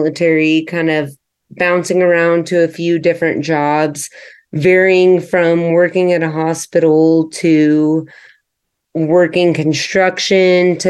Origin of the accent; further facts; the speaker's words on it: Texas, United States; now in Denver, United States; I am born and raised in Texas, but currently living in the Denver area